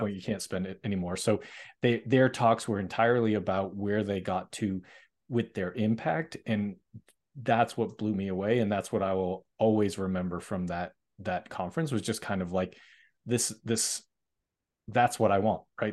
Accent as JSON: {"language": "English", "town": "Boston", "region": "Massachusetts", "country": "United States", "said": "I'm from Boston, Massachusetts"}